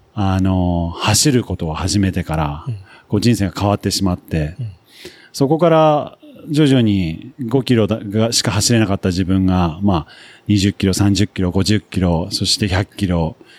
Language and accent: Japanese; Nagano, Japan; also born or lived in United Kingdom / United States; 出身はですね、長野で育って、それで、あの、幼少期は、イギリスに父親の出張、あの仕事の関係で住んでたこともあり